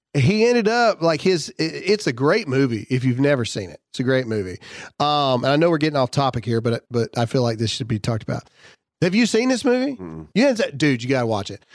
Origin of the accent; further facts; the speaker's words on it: Mississippi, United States; it's my home state